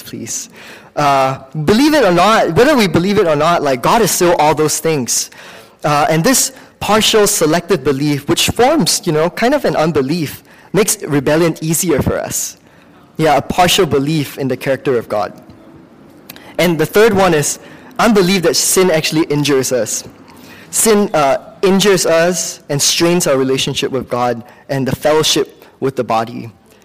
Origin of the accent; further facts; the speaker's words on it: Singapore; now in United States; I grew up in Singapore